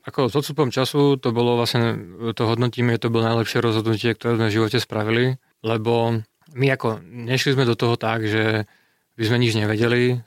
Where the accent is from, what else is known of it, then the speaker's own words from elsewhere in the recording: Slovakia; moved away as an adult; now in Czech Republic; ja som Slovák